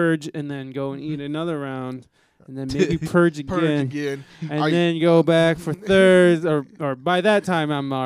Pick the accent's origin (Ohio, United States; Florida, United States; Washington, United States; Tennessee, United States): Ohio, United States; Toledo; I'm from Toledo